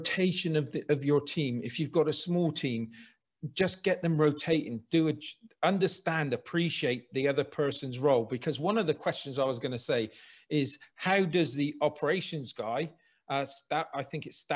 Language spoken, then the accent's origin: English; Bristol, South West England, United Kingdom; accent: Bristolian; This is my hometown